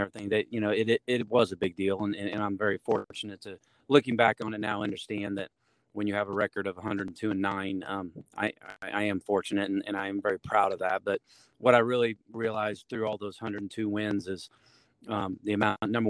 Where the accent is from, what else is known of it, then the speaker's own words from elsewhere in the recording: Maryville, Missouri, United States; also born or lived in Liberty, Missouri; I was born and raised in Maryville.